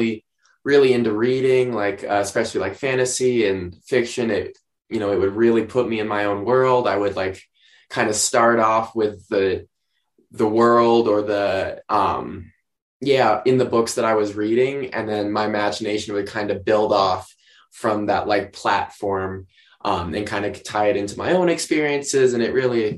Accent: outside Steamboat Springs, Colorado, United States; I grew up not outside of Steamboat Springs, Colorado, as a matter of fact, which is even more rural.

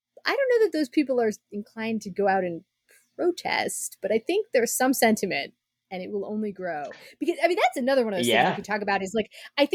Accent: United States; as an American

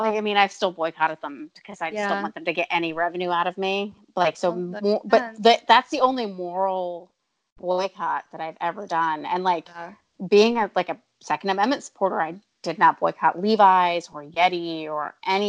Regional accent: New Jersey, United States; I grew up right outside of Philadelphia

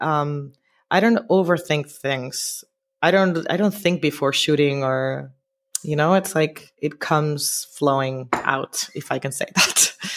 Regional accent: Santo Domingo, Distrito Nacional, Dominican Republic; moved away as an adult; also born or lived in New York; now in Barcelona, Spain; I grew up in Dominican Republic, specifically in Santo Domingo, the capital

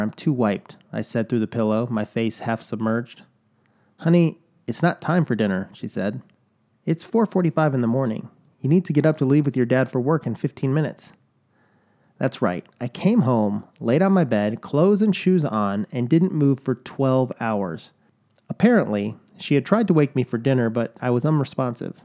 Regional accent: Chicago, Illinois, United States; I can say soda, I was born in Chicago

